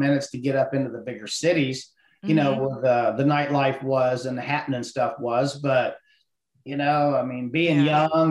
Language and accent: English; Ohio, United States; moved away as an adult; I was born and raised in Ohio